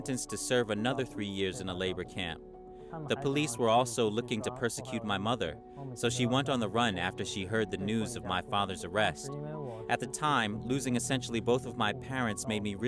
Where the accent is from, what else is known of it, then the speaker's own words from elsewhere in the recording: China; now in United States; I was born in China